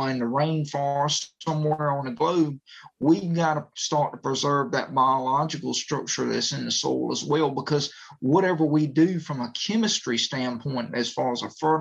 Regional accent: Northeastern North Carolina, United States; I'm from Northeastern North Carolina

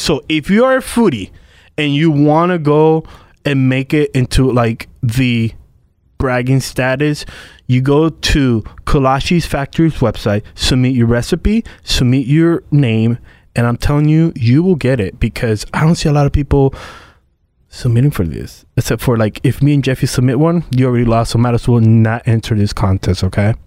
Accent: Puerto Rico; now in United States; I'm from Puerto Rico.

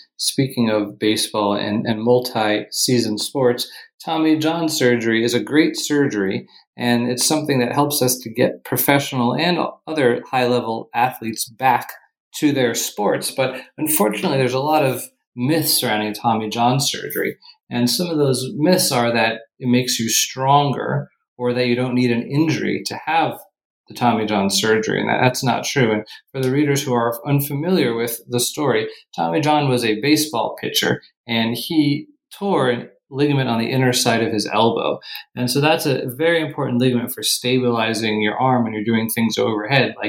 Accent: Fort Myers, Florida, United States; moved away as an adult; also born or lived in New York City / California / Ohio; now in Rochester, United States; I grew up in Fort Myers, Florida

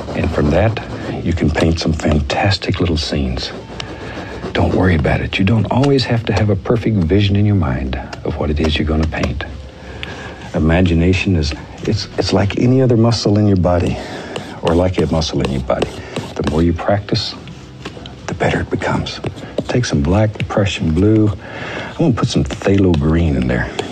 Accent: Alaska, United States; the mountains that I grew up with in Alaska

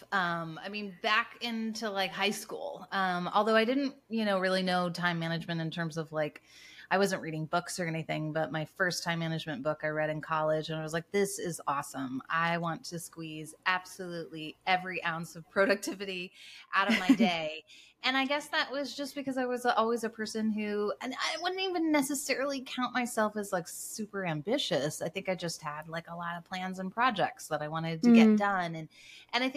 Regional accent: United States; moved away as an adult; also born or lived in Toronto, Canada; now in Cincinnati, United States; my husband and I were born and raised in the States

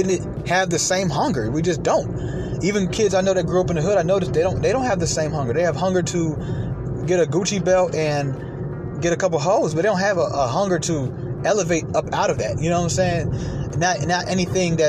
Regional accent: Atlanta, Georgia, United States; also born or lived in New York; growing up in Atlanta

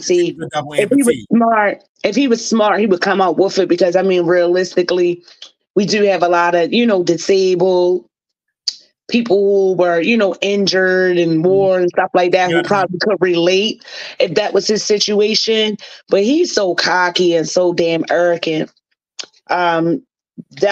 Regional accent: Baltimore, Maryland, United States; Born and raised in East Baltimore

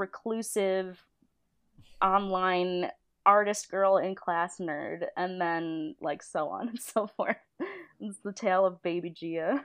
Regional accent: Niagara Falls, New York, United States; moved away as an adult; now in California, United States; I'm from Niagara Falls, New York

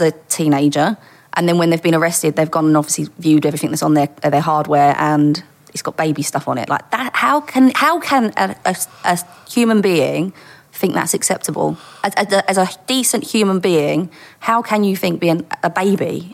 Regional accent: Dagenham, London, United Kingdom; I was born in East London and grew up in Dagenham.

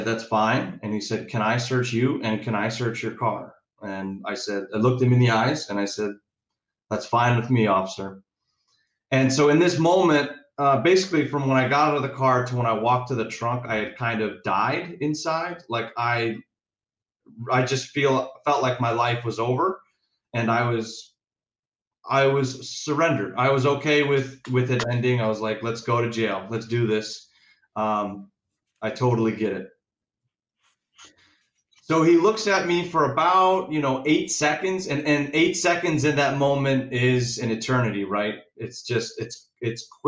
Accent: Chicago, Illinois, United States; moved away as an adult; also born or lived in Indiana; I was born in Chicago, yeah, and that's where it all started, and it evolved from there. So Chicago, grew up, you know, normal kid

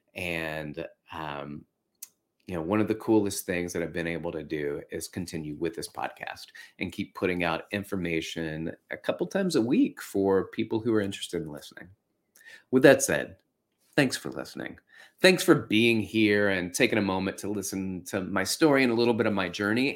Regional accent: Florence, Alabama, United States; when I was a kid, I had a martial arts teacher where I was growing up in Florence, Alabama

